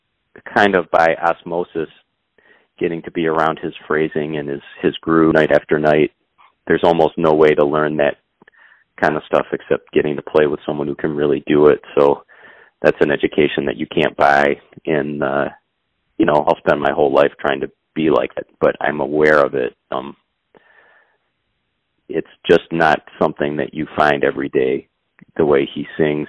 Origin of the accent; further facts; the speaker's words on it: Ann Arbor, Michigan, United States; I grew up in Ann Arbor, Michigan, which was a great place to grow up